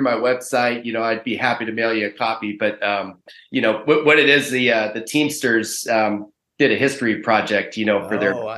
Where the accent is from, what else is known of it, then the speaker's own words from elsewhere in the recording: Pacific Northwest, United States; I grew up in the Pacific Northwest, and I went to college at the University of Washington